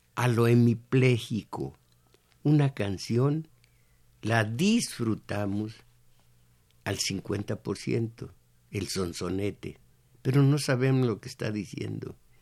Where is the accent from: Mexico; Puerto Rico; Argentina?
Mexico